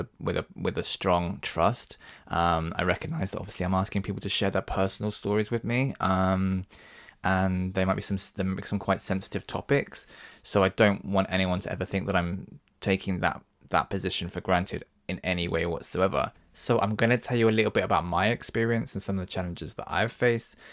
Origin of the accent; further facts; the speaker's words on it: Devon, South West England, United Kingdom; now in London, United Kingdom; I'm actually from Devon. Um, and when I grew up in Devon, it was the nineties